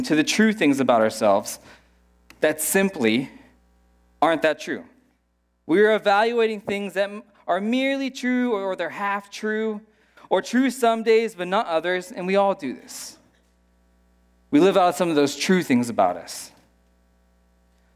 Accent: United States; moved away; I am an American

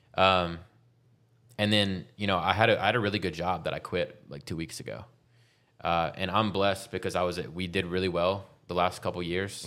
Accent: Baton Rouge, Louisiana, United States; moved away as an adult; also born or lived in Denver; now in Austin, United States; I'm from Baton Rouge, Louisiana.

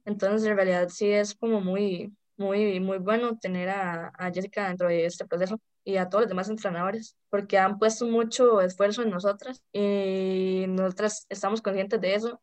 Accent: San Ramón, Alajuela, Costa Rica; also born or lived in San José; toda mi vida he vivido aquí

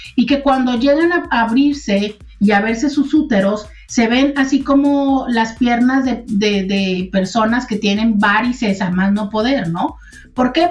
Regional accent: Mexico; como mexicanos

